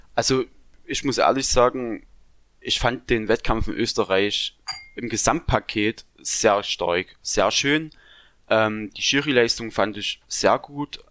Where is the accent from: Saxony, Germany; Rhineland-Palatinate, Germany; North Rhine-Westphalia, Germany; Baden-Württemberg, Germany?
Saxony, Germany; also born or lived in Thuringia; ich komme aus Sachsen